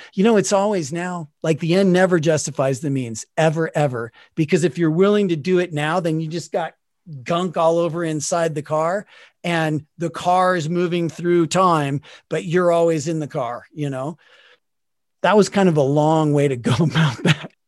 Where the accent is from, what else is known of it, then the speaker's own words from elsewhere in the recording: Salt Lake City, Utah, United States; I grew up in Salt Lake City, Utah